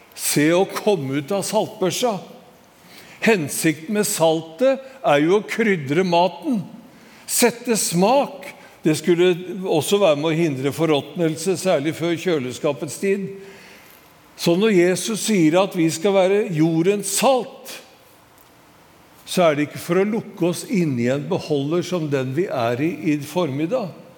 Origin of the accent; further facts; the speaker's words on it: Skedsmo, Akershus, Norway; hjembygda mi i Skedsmo